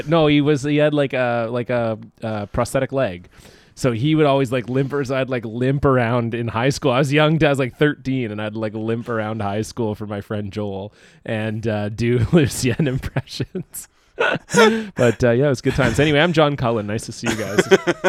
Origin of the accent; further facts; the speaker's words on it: Canada; growing up in Canada, the joke is that everyone knows everyone else.